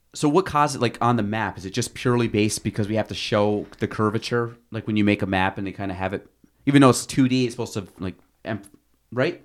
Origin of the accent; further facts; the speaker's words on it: Chazy, New York, United States; I grew up in Chase E, so, like, Chase E to Plattsburgh